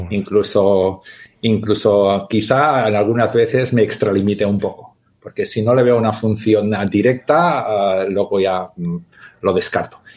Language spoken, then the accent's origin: Spanish; England, United Kingdom; born there; nací en Inglaterra, mi madre es inglesa, mi padre es catalán.